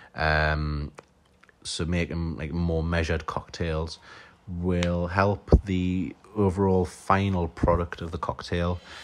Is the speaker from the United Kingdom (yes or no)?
yes; Newcastle upon Tyne, North East England, United Kingdom; I'm a mixologist from Newcastle upon Tyne